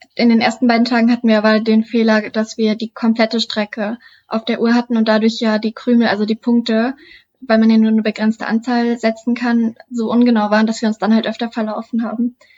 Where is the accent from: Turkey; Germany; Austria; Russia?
Germany; Duderstadt, Lower Saxony; moved away as an adult; now in Hannover, Germany; Ich bin 22 Jahre alt und komme aus Duderstadt, wohne und studiere aktuell noch in Hannover